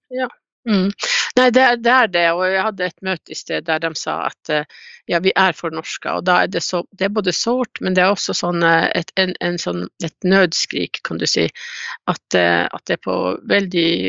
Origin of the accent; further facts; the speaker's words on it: Kautokeino, Finnmark, Norway; jeg er jo fra Kautokeino